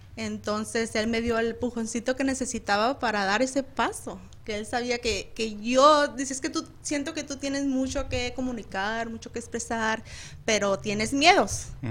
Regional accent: Chihuahua, Mexico; soy del hermoso estado de Chihuahua.

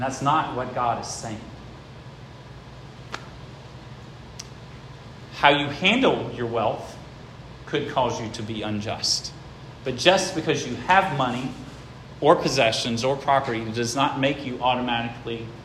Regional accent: Gates County, North Carolina, United States; also born or lived in Franklin, Virginia; I was born in Gates County.

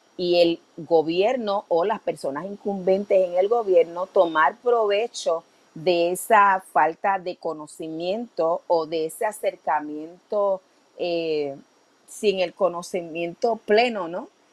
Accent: Puerto Rico; los valores conservadores que nos caracterizan como puertorriqueños

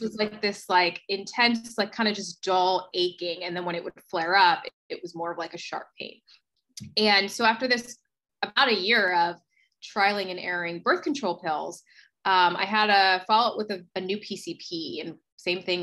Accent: New Jersey, United States; moved away as an adult; also born or lived in Philadelphia; now in Los Angeles, United States; I am originally from New Jersey. I grew up in South Jersey, went to college in Philadelphia

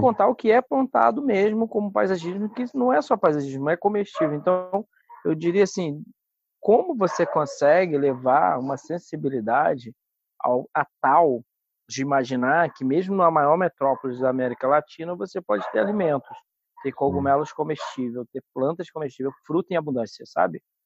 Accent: Paraty, Rio de Janeiro, Brazil; also born or lived in Cabo Frio; eu fui nascido em Cabo Frio uhum. e vim para Paraty com seis anos de idade e fomos morar nesse sítio

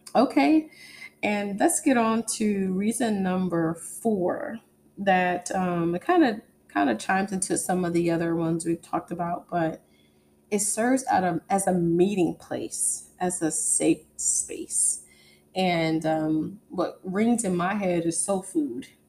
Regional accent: East Coast, United States; now in Texas, United States; I grew up on the East Coast

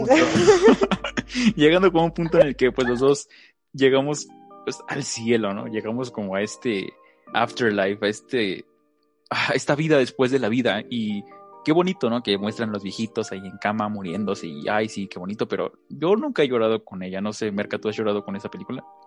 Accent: Mexico; somos mexicanos

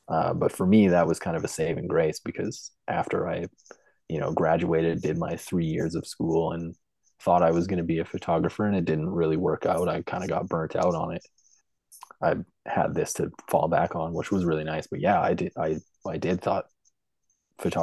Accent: Lloydminster, Canada; moved away as an adult; also born or lived in Edmonton, Alberta; I grew up in Lloydminster, Alberta, Saskatchewan

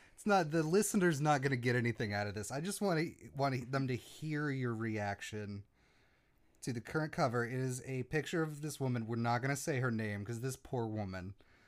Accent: the South, United States; we're from the South.

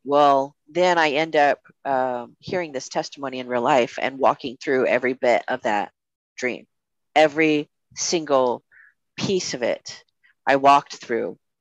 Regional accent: United States; as an American citizen

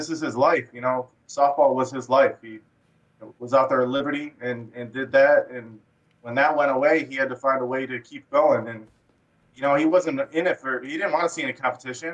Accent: Michigan, United States; also born or lived in Utah; I grew up here in Michigan.

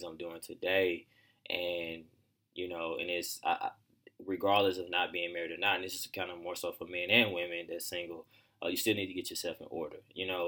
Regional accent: Pine Bluff, Arkansas, United States; growing up in Pine Bluff

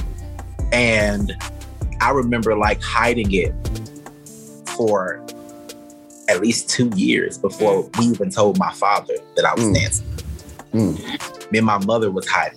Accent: near Jasper, East Texas, United States; moved away as an adult; I'm from East Texas, a small country town. You've heard of Jasper, Texas?

